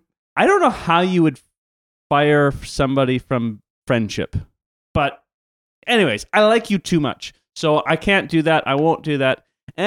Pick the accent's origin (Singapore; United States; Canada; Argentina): Canada; For those of you who do not know, I am not French. I'm Canadian. Ancestry is Swedish and German.